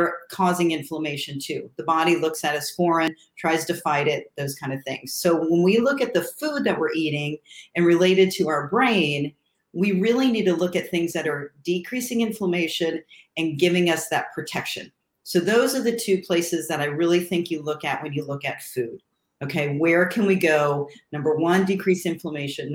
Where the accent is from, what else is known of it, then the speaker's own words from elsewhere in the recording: Ohio, United States; when I grew up in Ohio, and I was in the suburbs